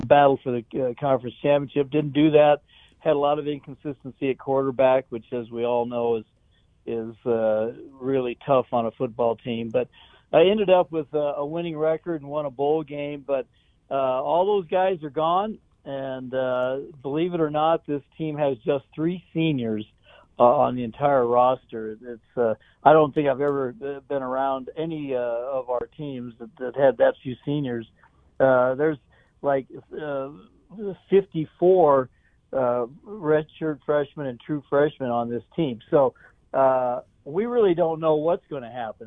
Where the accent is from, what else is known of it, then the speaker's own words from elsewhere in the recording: Cheyenne, Wyoming, United States; also born or lived in Laramie, Wyoming; I'm from Cheyenne, which is uh, 45 miles to the east of, of Laramie